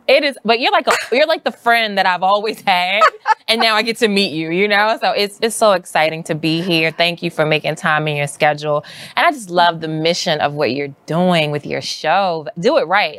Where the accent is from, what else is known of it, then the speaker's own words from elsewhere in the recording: Baltimore, Maryland, United States; now in New York, United States; I grew up in Baltimore City